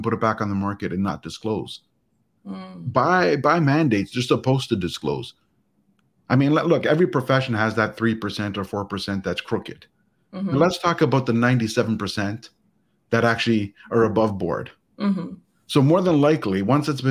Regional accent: Canada; as a Canadian

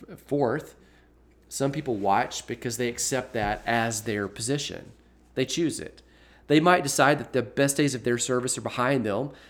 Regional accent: Birmingham, Alabama, United States; my hometown of Birmingham

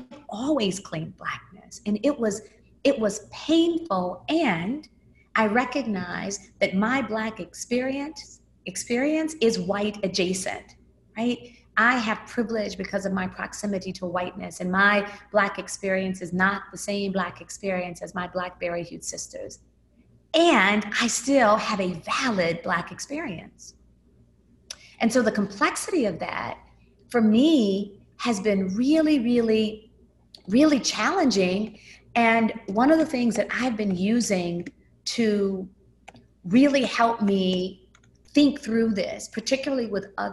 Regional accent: Memphis, Tennessee, United States; I grew up in Memphis, Tennessee. I moved there when I was 5.

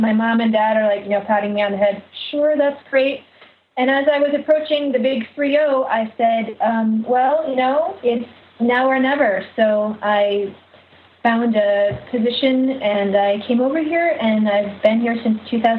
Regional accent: Michigan, United States; moved away as an adult; now in Paris, France; I am a native Michigander, so I come from Michigan

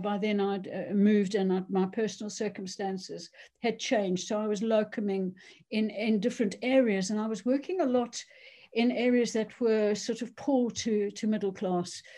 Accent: South Africa; moved away as an adult; also born or lived in Cheshire, United Kingdom; now in United Kingdom; I'm South African born. Um, I grew up there, went to university, became a doctor

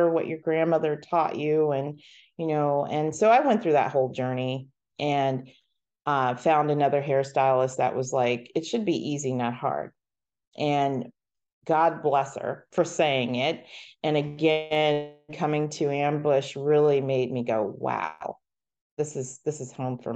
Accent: Columbus, United States; I'm from Columbus, so we spent a lot of time at Charles Pinzone

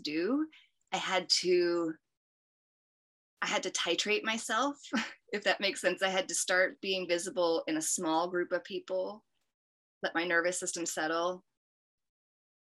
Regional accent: United States; as an American girl growing up

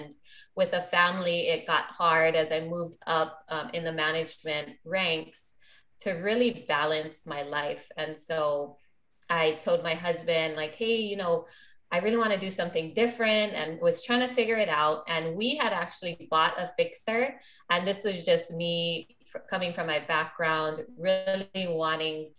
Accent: Maui, Hawaii, United States; Born and raised on Maui, invest here.

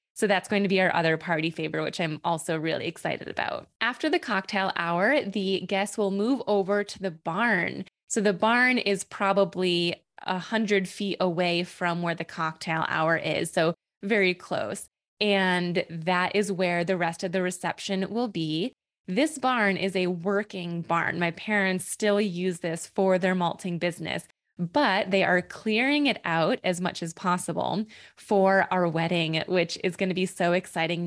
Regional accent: New York, United States; also born or lived in Boston; we actually have a local brewery here in my hometown

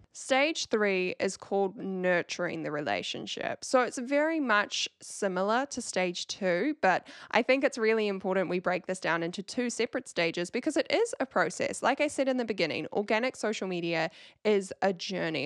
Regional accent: New Zealand; accent: Kiwi; with my Kiwi accent

